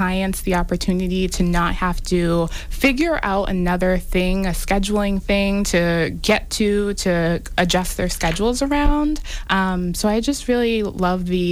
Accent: Everett, Massachusetts, United States; also born or lived in Lynn, Massachusetts; I live in Lynn, and I grew up in Everett, always in the New England area.

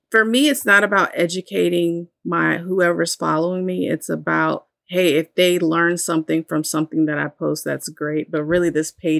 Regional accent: Virginia Beach, Virginia, United States; once we moved out of my grandparents' home into, you know, a townhouse in Virginia Beach, we stopped going to church

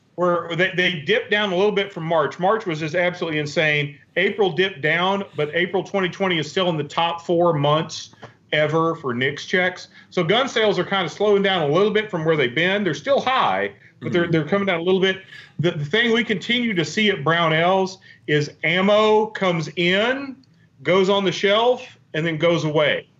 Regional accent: Western Arkansas, United States; I grew up in Western Arkansas

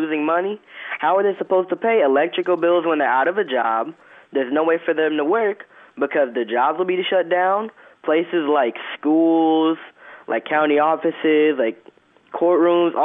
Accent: United States; as an American

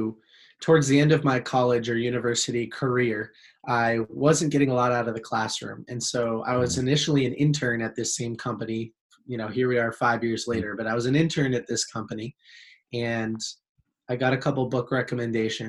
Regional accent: Boston, Massachusetts, United States; I'm from the United States, Boston, Massachusetts specifically.

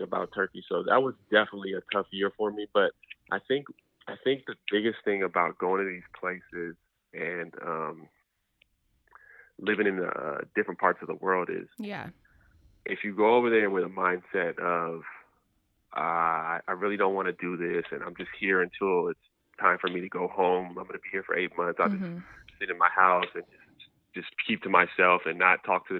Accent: Southern California, United States; moved away as an adult; also born or lived in Europe / Asia; growing up in California, I never went outside of California. I never went outside of Southern California as a kid

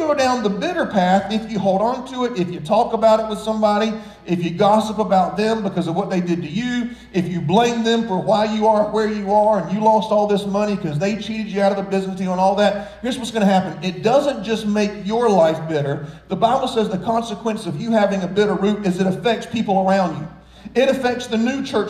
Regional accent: Florence, South Carolina, United States; now in Myrtle Beach, United States; I grew up here in Myrtle Beach, but we moved here when I was like 11 or 12. So as a child, we lived in Florence, South Carolina

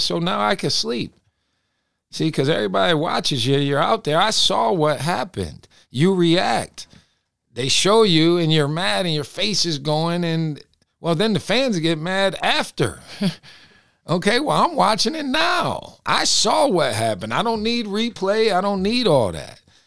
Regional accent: Binghamton, New York, United States; moved away; I'm from Binghamton

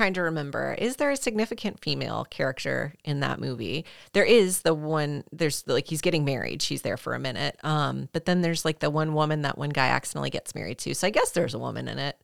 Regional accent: the South, United States; as a Southerner

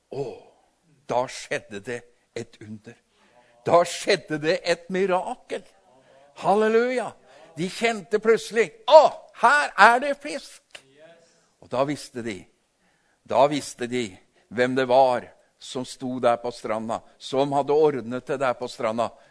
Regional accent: Tinnelva, Vestfold og Telemark, Norway; Jeg vokste opp ved Tinnelva

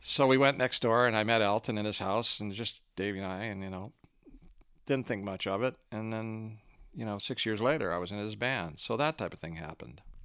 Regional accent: Canada; moved away as an adult; also born or lived in Los Angeles; I was a Canadian until a few years ago

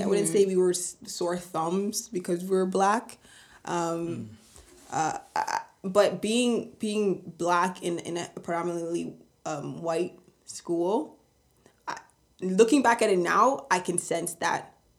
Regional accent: Vaughan, Ontario, Canada; growing up in Vaughan, we've been there since we were like 2 to 3 years old

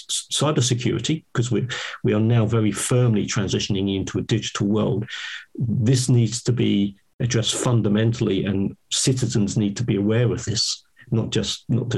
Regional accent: United Kingdom; I'm British

